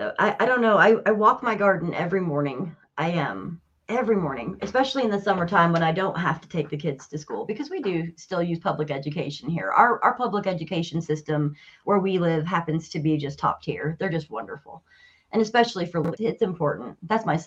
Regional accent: Wyoming, United States; born there; also born or lived in Chicago / Colorado Springs; So I grew up bouncing all over the States. We moved every 2 years. I was born in Wyoming, but I lived in Chicago. I lived in downtown Colorado Springs

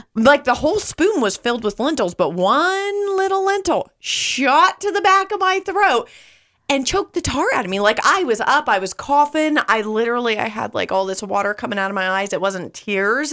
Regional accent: California, United States; moved away; growing up in California

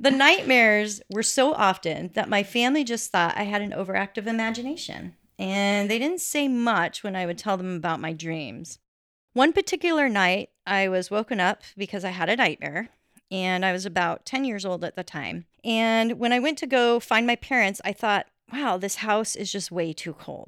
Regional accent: Colorado, United States; growing up in Colorado

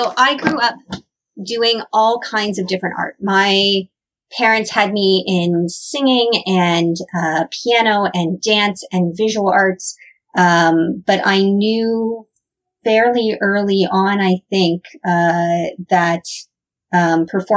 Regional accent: Northern Ontario, Canada; also born or lived in Toronto; now in Hamilton, Canada; I grew up in Northern Ontario

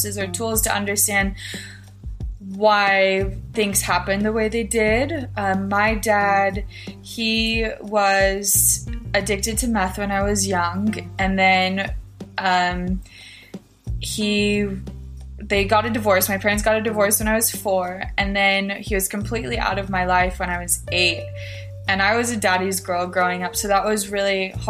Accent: Filer, Idaho, United States; I am from Filer, Idaho. It's a small town in southern Idaho

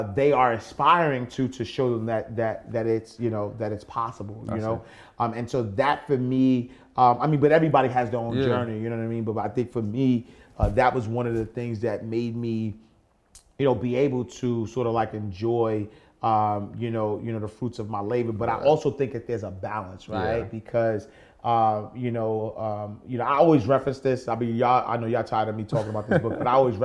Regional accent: New York City, New York, United States; I'm from the projects though, right? I grew up in the St. Nicholas houses

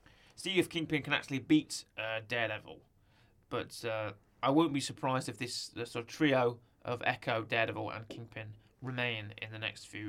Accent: Utica, New York, United States; Upper New York, Upper New York, really? Because I'm from Utica, and I've never heard of the phrase steamed hams.

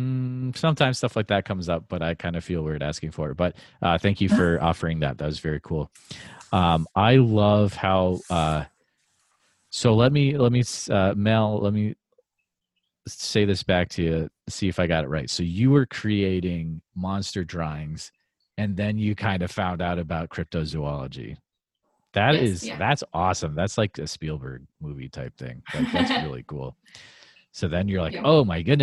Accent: Northeast, United States; I grew up in the Northeast

